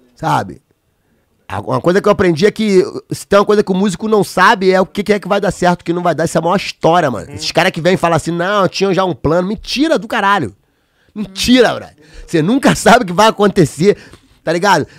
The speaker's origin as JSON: {"language": "Portuguese", "town": "São Gonçalo", "region": "Rio de Janeiro", "country": "Brazil", "tie": "born or raised there", "said": "meu bairro, da onde eu nasci"}